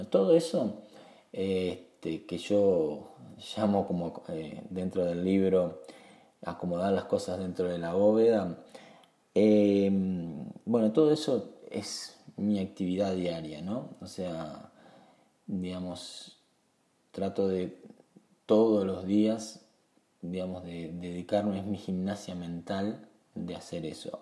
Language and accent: Spanish; Uruguay; en mi país Uruguay